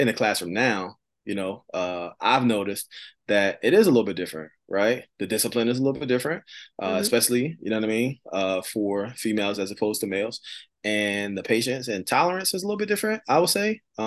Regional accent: Philadelphia, Pennsylvania, United States; I grew up in Philadelphia, right in the inner city.

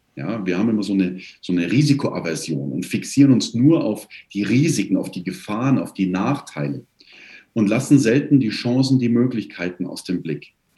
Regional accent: Kirchheim bei München, Bavaria, Germany; Ich komme aus Kirchheim bei München

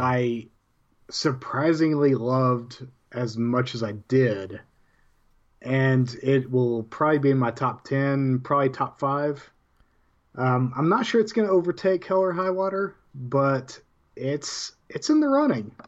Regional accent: Amarillo, Texas, United States; also born or lived in Canyon, Texas; From, from the Panhandle of Texas

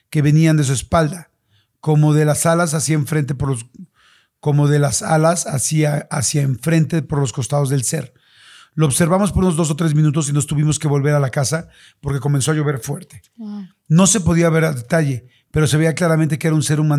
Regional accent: Vizcaíno, Baja California Sur, Mexico; also born or lived in Tijuana; Yo nací en Tijuana, pero a los tres o cuatro años mis padres nos llevaron a vivir a un ejido, el cual es un pueblo agricultor llamado Ejido Gustavo Díaz Ordaz, pero es más conocido como Vizcaíno.

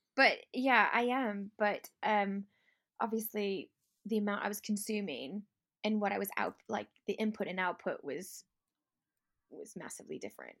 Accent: Chicago, Illinois, United States; moved away as an adult; now in Lake District, United Kingdom; I'm originally from Chicago, but I live in the Lake District and have been for the last sixteen years

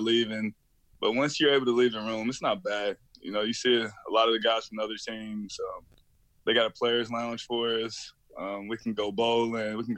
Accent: Tennessee, United States; I'm from Tennessee

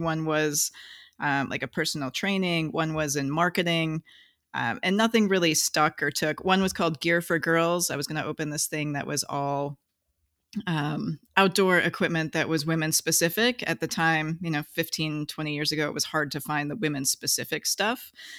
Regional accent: Wisconsin, United States; I did not. I grew up in Wisconsin.

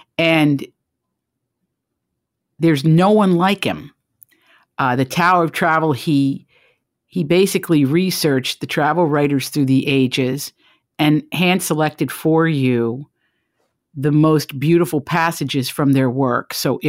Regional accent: Big Stone Gap, Virginia, United States; a place that I assure a lot of you are tuning in from, is my home, my hometown, Big Stone Gap, Virginia.

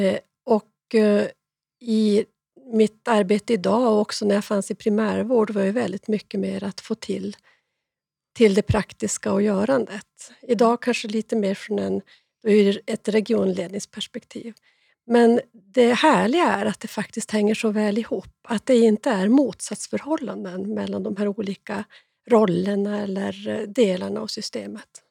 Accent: born in Jukkasjärvi parish, Norrbotten County, Sweden; jag är norrbottning. Jag är ganska stolt över att det står eh, Jukkasjärvi församling som min så här, födelseort

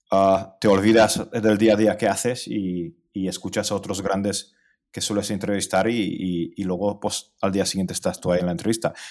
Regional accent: Hungary; now in Spain; no llegué en patera porque vengo de Hungría y en Hungría no se puede llegar a España en patera.

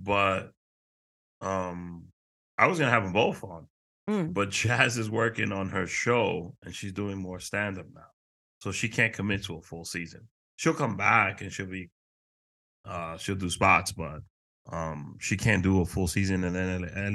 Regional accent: New York City, New York, United States; also born or lived in Dominican Republic / Queens, New York; I was born in Harlem, raised in Washington Heights.

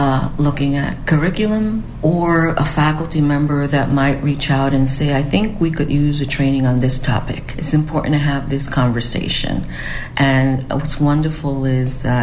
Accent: New York City, New York, United States; moved away as an adult; also born or lived in Albany, New York; now in Potsdam, United States; I'm originally from New York City and came upstate to the University of Albany to study.

